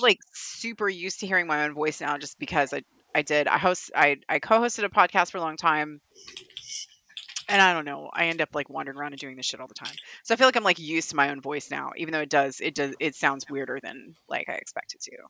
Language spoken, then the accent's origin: English; Kentucky, United States; accent: Kentucky; my Kentucky accent